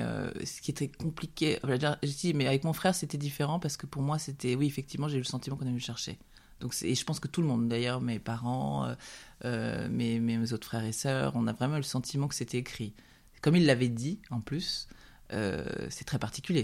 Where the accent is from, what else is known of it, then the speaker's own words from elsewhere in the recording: Aubrac, France; on vient de l'Aubrac